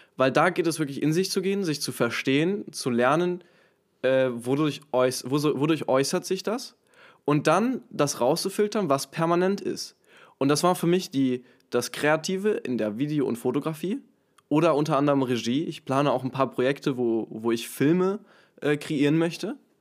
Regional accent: Hamburg, Germany; in Hamburg, äh, in meiner Heimatstadt, in meinem Heimatort

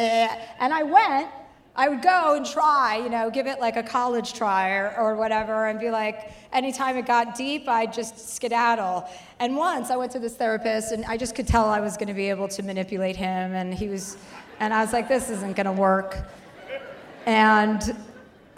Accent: New Jersey, United States; now in Los Angeles, United States; I live in LA and I'm from New Jersey

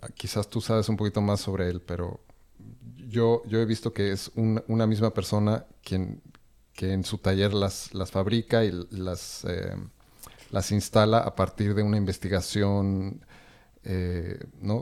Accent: Mexico; now in Berlin, Germany; estamos tres que somos mexicanos, que llevamos mucho tiempo viviendo fuera en este país

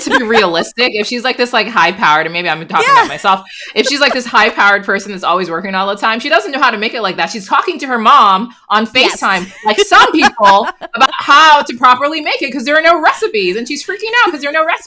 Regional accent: Nigeria; um, but I'm too Nigerian to admit to that.

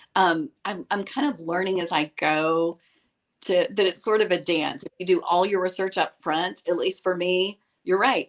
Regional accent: East Tennessee, United States; also born or lived in Washington, D.C.; I grew up in the mountains of East Tennessee. I was born in Washington, D.C., but really did my growing up in, in the mountains of East Tennessee.

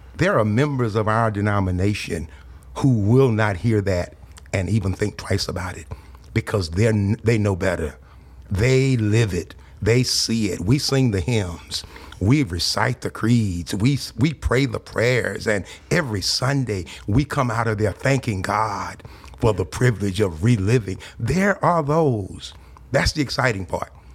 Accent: South Louisiana, United States; now in Texas, United States; I grew up in South Louisiana during the late sixties and early seventies.

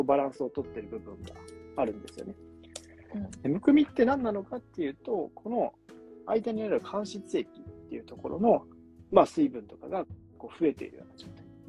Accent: Kyoto, Japan; moved away; 京都帰ってたんですよね

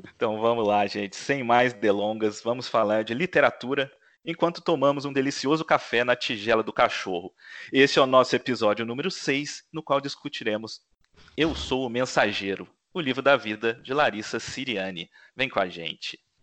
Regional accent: Minas Gerais, Brazil; moved away; Eu estive em Minas Gerais, é, passei o fim de semana lá na minha cidade

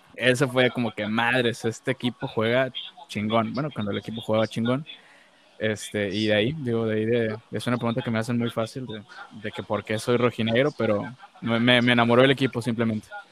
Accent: Monterrey, Nuevo León, Mexico; soy regio de nacimiento y aquí estoy viviendo en, Monterrey.

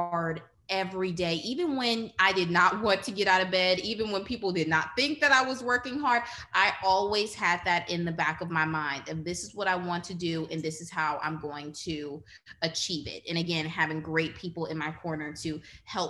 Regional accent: New Orleans, Louisiana, United States; growing up in New Orleans on the West Bank

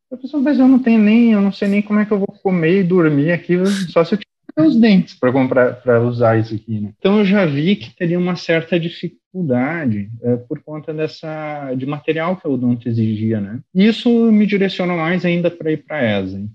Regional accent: Venâncio Aires, Rio Grande do Sul, Brazil; Uma cidadezinha pequena, chamada Venâncio Aires.

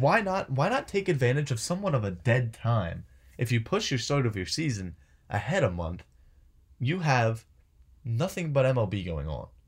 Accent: Philadelphia, Pennsylvania, United States; I'm from Philadelphia

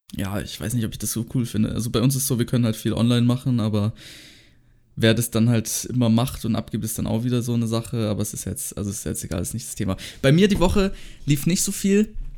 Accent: Baden-Württemberg, Germany; bei uns in Baden-Württemberg

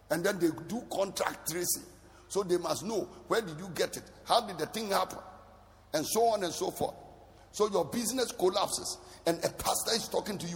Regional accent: Bolgatanga, Upper East, Ghana; So maybe I grew up in Bolgatanga. That is where my life started.

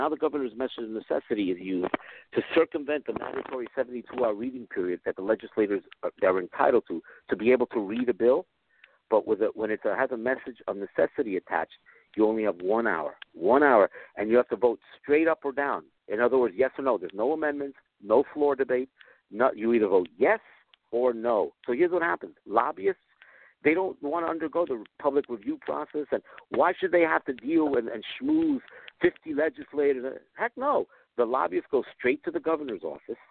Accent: New York City, New York, United States; also born or lived in East Harlem, New York; I'm from Washington Heights, but I just I knew a lot of people in East Harlem, and I moved there for a while, for about 12 years

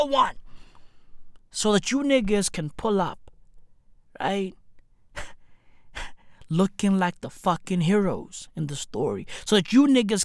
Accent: South Africa; we are South African

